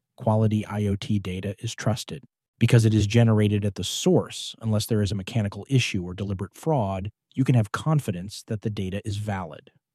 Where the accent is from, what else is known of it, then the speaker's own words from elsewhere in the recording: Pittsburgh, Pennsylvania, United States; I grew up in Pittsburgh